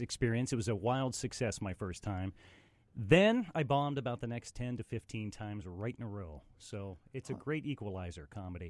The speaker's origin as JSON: {"language": "English", "region": "West Virginia", "country": "United States", "also_born_or_lived": "Pittsburgh, Pennsylvania", "moved": "yes", "said": "I'm originally from West Virginia"}